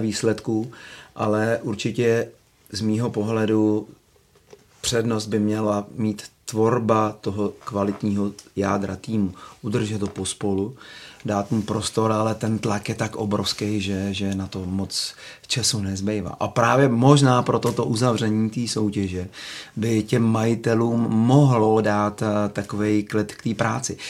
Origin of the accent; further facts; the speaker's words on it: Czechia; jsem Čech